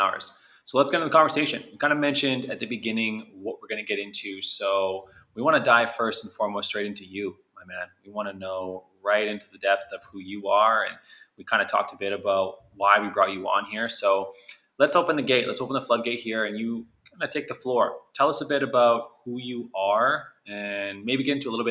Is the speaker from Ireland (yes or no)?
no; Canada; I was born and raised in Canada.